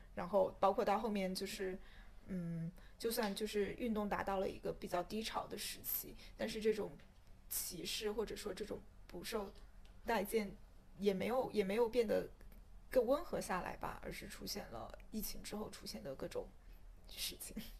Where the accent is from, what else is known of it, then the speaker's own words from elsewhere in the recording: China; first language Mandarin; moved away as an adult; now in Hong Kong; 我来自内地，然后我也表达支持，所以我就要说我自己语言就普通话